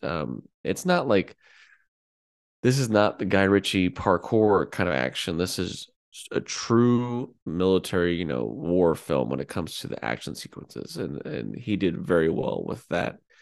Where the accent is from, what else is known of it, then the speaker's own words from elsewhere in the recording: United States; as an American